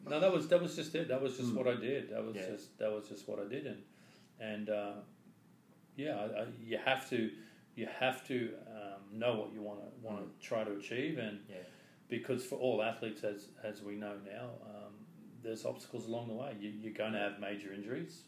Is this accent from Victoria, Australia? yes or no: no; Brisbane, Queensland, Australia; growing up in Brisbane, my dad was an avid sports person